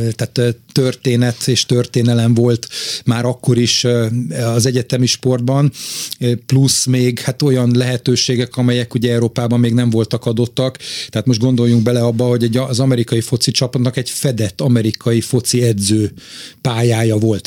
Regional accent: Budapest, Hungary; én jó magam városmajori srác vagyok, a szüleim a János Kórházhoz közel laktak, ott nőttem föl

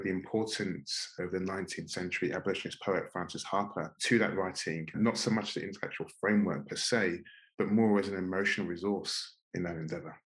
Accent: London, United Kingdom; in my immediate environment in Northwest London

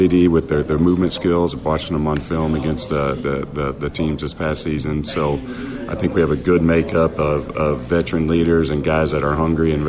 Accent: northeast Kansas, United States; moved away as an adult; also born or lived in Houston; now in Greenville, United States; Born and raised in Kansas, small town northeast Kansas, so my whole family's still there

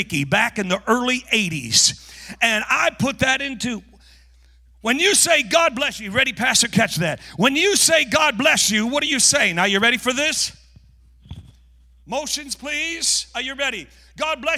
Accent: North Carolina, United States; moved away; also born or lived in Tulsa, Oklahoma; I'm from North Carolina

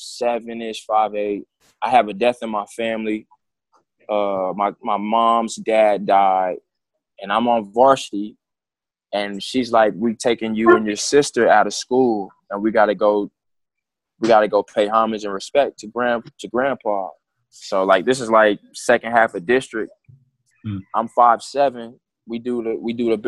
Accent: San Antonio, Texas, United States; also born or lived in Houston; born in Houston, and I started playing sports when I got to San Antonio. I moved to San Antonio at age eight or nine, second or third grade.

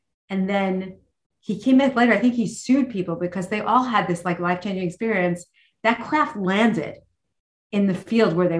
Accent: New York City, New York, United States; I'm a girl from New York City

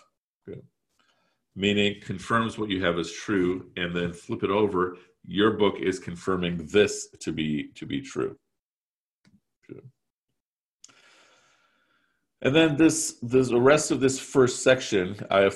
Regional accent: Chicago, Illinois, United States; also born or lived in Pakistan; nearly 100% of my waking hours have taken place in the Chicagoland area

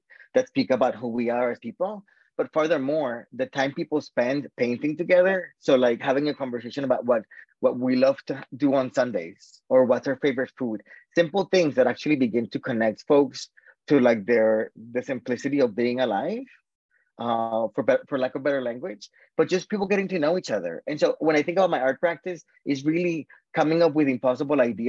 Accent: South Florida, United States; moved away as an adult; also born or lived in Boston, Massachusetts, United States / Colombia / Washington, D.C., United States; I grew up in South Florida until I was 18

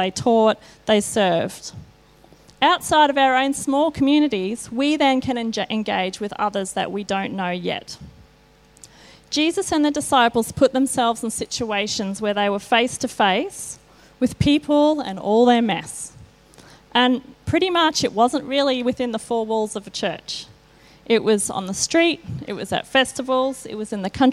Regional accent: Australia; I grew up in Kalanga. I'm a Bogan.

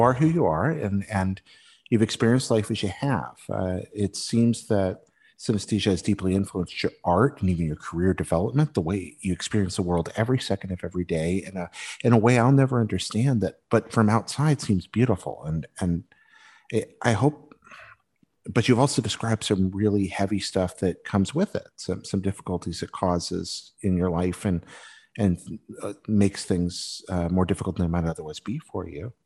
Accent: Western North Carolina, United States; I grew up in Western North Carolina

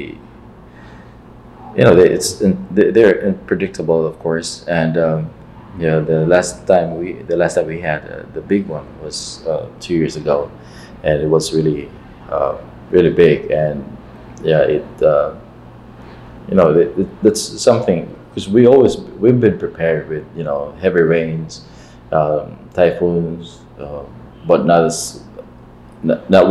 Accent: Philippines; me as a Filipino

